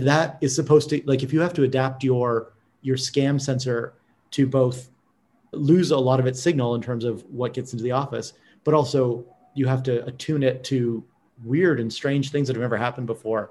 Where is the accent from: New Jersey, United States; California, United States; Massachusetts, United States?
California, United States; as a Californian